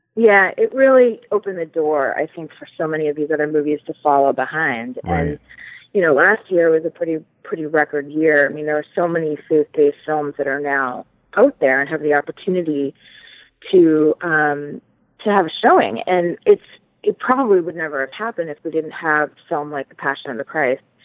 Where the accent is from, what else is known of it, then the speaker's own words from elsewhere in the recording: Boston, Massachusetts, United States; now in Los Angeles, United States; I'm from Boston, and even though I live